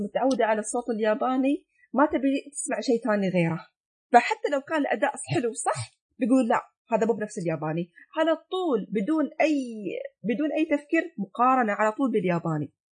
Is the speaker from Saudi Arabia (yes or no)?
no; United Arab Emirates; انا الحين ك... كاماراتيه